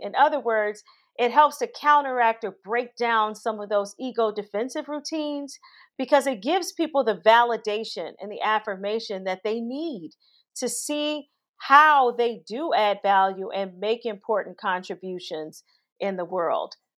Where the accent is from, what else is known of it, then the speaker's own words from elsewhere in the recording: Gary, Indiana, United States; moved away; growing up in Gary, Indiana, which is a steel town